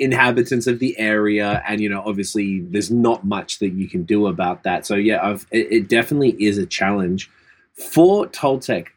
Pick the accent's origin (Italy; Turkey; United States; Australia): Australia; now in Canada; as an Australian